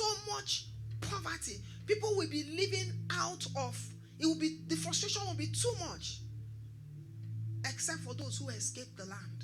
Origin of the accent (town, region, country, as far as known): Nigeria